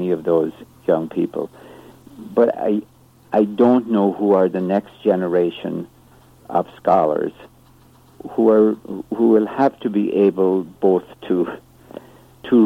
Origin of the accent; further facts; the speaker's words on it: Ireland; moved away; I grew up in Ireland, as you can probably tell from my accent.